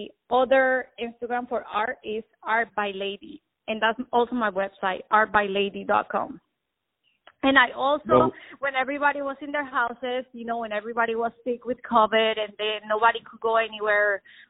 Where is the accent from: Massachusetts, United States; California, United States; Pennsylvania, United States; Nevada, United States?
Nevada, United States; Las Vegas; Since I grew up in Las Vegas, I have like a little Mexican, Spanish, Colombian going on.